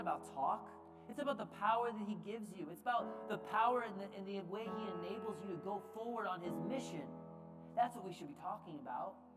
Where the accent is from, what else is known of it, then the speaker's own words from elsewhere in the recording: United States; we as the American church